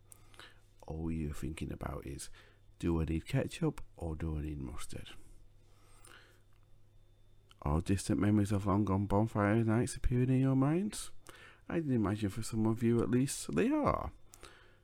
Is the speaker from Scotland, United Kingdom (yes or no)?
no; Sheffield, Yorkshire and the Humber, United Kingdom; I'm from Sheffield, and at one point in my past I have lived in the Pitsmore area, so I know the area quite well